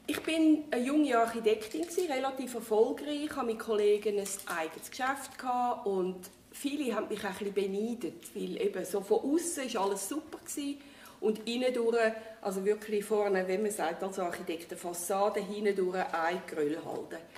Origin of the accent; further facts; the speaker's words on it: Winterthur, Zurich, Switzerland; also born or lived in Thailand; Im Neuwiesenquartier, hier zu Winterthur.